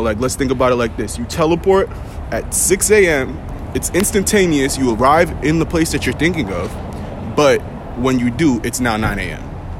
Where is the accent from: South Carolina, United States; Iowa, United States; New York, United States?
New York, United States; Elmont; also born or lived in Baldwin / Hempstead / Freeport; I'm from Long Island. That's where I spend most of my time. That's where I grew up as a youngin. So I'm repping Long Island. Elmont to be exact, but I bounced around all over. Baldwin, little time in Hempstead, a little time on the edge of Freeport.